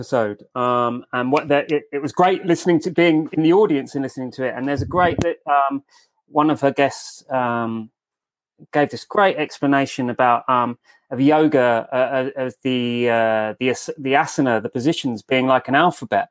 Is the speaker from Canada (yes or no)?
no; England, United Kingdom; I'm English